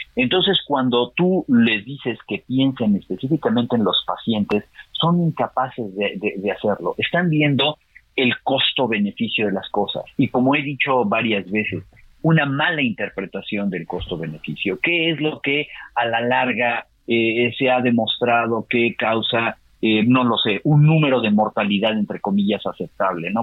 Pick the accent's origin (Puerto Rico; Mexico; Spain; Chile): Mexico